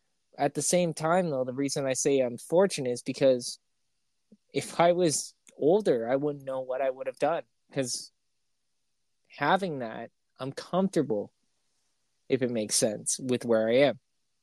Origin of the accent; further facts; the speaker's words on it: Canada; It's because my internet's slower. I'm Canadian.